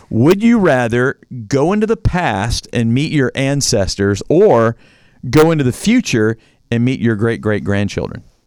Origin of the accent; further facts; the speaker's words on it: Louisville, Kentucky, United States; moved away; I grew up on, quote unquote, the East Coast in Louisville, Kentucky